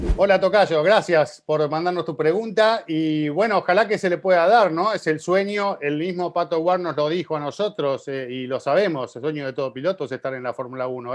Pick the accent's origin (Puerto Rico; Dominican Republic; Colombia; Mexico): Dominican Republic; Santo Domingo; soy de República Dominicana, Santo Domingo